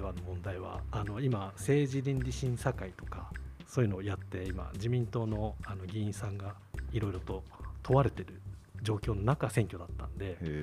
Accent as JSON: {"language": "Japanese", "town": "Tachikawa", "region": "Tokyo", "country": "Japan", "tie": "born or raised there", "said": "僕は立川生まれ立川育ちであの44歳なんですけどずっと立川であの住んでで"}